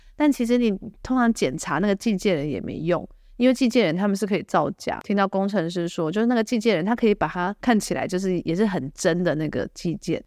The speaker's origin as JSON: {"language": "Chinese", "country": "Taiwan", "moved": "yes", "lives_now": "United States", "said": "我台湾人在美国的社团"}